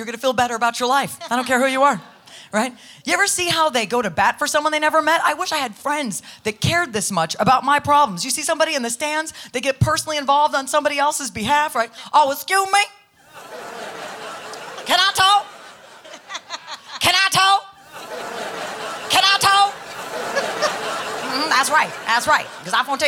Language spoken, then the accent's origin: English; California, United States; I grew up in California